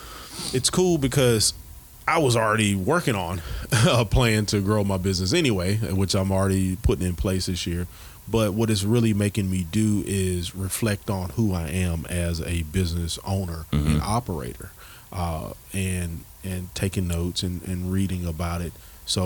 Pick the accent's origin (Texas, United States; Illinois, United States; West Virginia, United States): Texas, United States; also born or lived in Mobile, Alabama / Phoenix; I grew up in Texas. I'm from Mobile, Alabama. And I grew up out in Texas for a while and out in Phoenix.